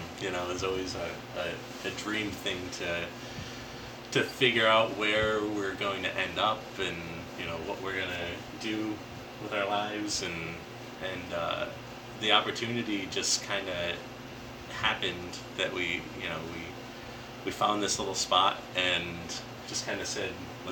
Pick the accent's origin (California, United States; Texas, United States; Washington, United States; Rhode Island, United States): Rhode Island, United States; North Smithfield; also born or lived in Lincoln, Rhode Island; now in North Kingstown, United States; I grew up in North Smithfield and Lincoln, from Rhode Island my whole life.